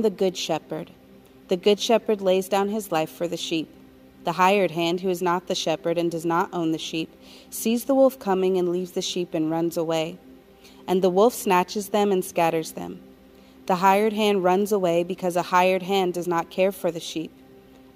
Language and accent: English; Colorado Springs, Colorado, United States; moved away as an adult; also born or lived in New York; I was born in New York, but raised in Colorado Springs, Colorado